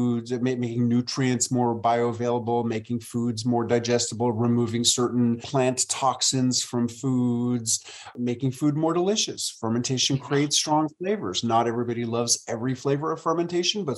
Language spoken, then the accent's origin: English; New York City, New York, United States; moved away as an adult; also born or lived in rural Tennessee; now in Tennessee, United States; I moved from my hometown of New York City to rural Tennessee